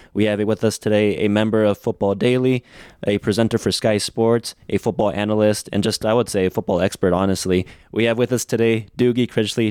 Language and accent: English; United States; here in the States where I am from